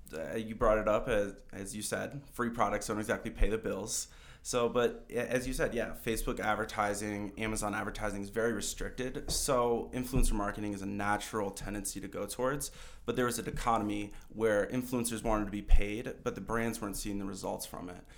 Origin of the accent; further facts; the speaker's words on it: Michigan, United States; moved away as an adult; now in Colorado, United States; I grew up in Michigan my whole life